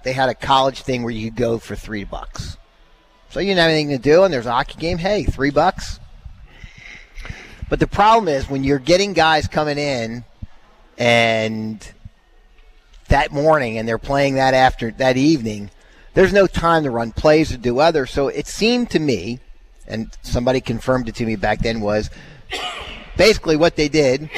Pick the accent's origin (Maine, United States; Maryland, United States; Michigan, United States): Maryland, United States; Baltimore; moved away as an adult; also born or lived in Rochester, New York; now in Dallas, United States; I grew up in Baltimore